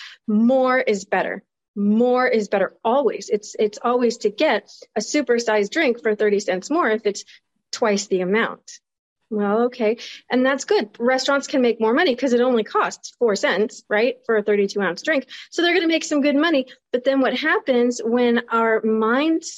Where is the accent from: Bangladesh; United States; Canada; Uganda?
United States; I grew up in the United States